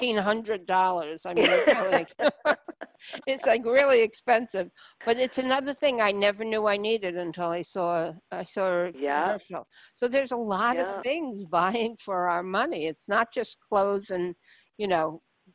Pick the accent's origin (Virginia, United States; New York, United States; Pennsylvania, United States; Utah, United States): New York, United States; New York City; I grew up in Brooklyn